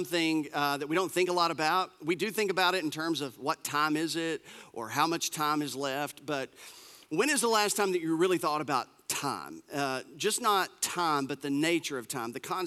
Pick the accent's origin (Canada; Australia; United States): United States; us Americans